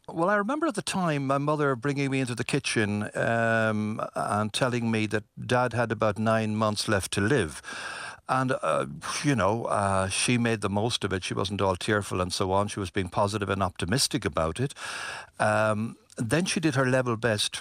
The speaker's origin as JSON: {"language": "English", "town": "Cork", "region": "Munster", "country": "Ireland", "tie": "born or raised there", "said": "I grew up, Des, in Douglas, which is in the south of the city. It's, uh, two miles from the center of Cork"}